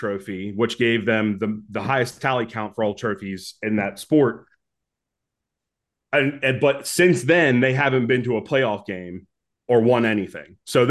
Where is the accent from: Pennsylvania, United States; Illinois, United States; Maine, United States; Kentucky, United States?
Pennsylvania, United States; Pittsburgh; I'm from Pittsburgh